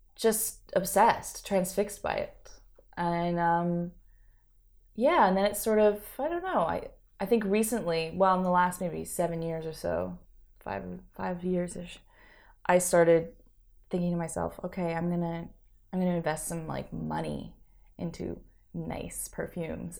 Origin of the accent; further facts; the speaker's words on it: Canada; now in Montreal, Canada; I grew up on the West Coast